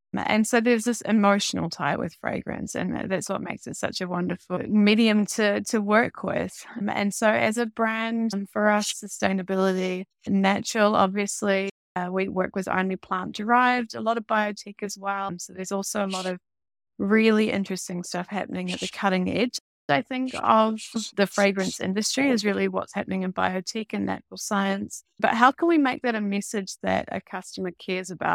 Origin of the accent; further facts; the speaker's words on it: New Zealand; also born or lived in Amsterdam, Netherlands; me being a New Zealander, starting the business in Amsterdam